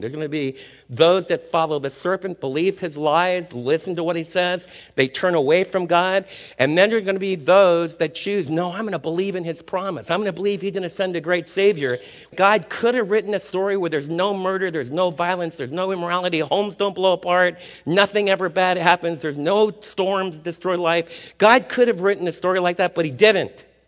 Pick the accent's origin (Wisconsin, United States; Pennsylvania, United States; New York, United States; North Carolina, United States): New York, United States; New York City; moved away; also born or lived in Texas; I was raised in Manhattan